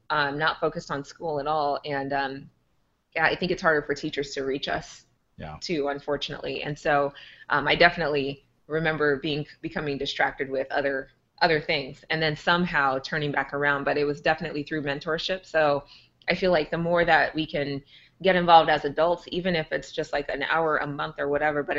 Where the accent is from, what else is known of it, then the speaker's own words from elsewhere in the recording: Omaha, Nebraska, United States; So I grew up in North Omaha. So it's one of the, if you're not familiar with Omaha, North Omaha in many cases, or in some neighborhoods, I should say, is one of the poorest in our city.